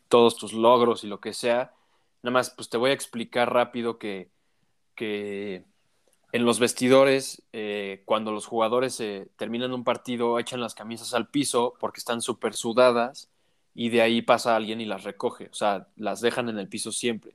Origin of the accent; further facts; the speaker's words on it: Mexico; tú y yo somos mexicanos